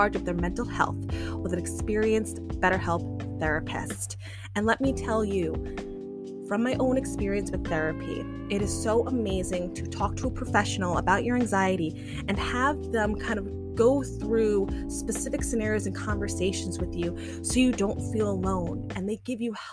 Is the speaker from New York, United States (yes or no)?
yes; Long Island, New York, United States; born and bred Long Island. I love Long Island